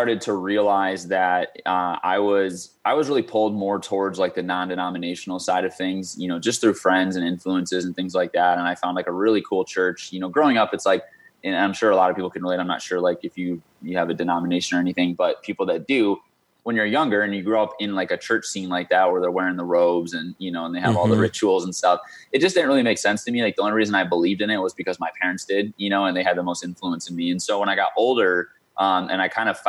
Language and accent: English; Michigan, United States; moved away as an adult; also born or lived in St. Louis, Missouri; now in Arizona, United States; I grew up in Michigan from basically second grade, whatever age that is, until a little over a year ago